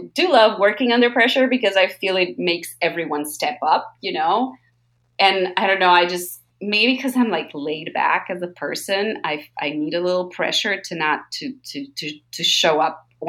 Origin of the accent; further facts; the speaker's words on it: New York, United States; I'm also like, you know, living like being a New Yorker